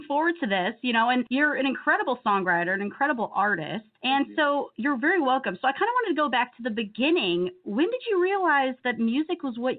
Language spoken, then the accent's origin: English; Illinois, United States; now in Tennessee, United States; I grew up in Illinois, so, and it gets cold, and I just moved to Tennessee, so now it's super warm.